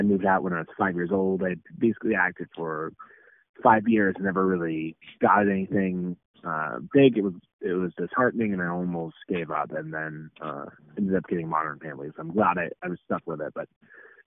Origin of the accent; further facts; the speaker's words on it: Phenix City, Alabama, United States; moved away; my hometown in Phoenix City, Alabama